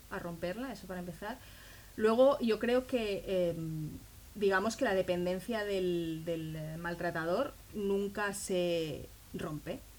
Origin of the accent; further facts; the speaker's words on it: Israel; moved away; yo cuando salí de Israel yo no lo, no lo decidí yo. Digamos que mi familia decidió por mí, muy bien decidido, evidentemente es lo que tenía que pasar, pero yo no estaba convencida.